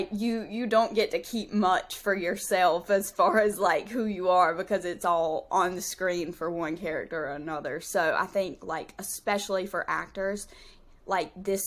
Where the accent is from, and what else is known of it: Southern, United States; accent: Southern drawl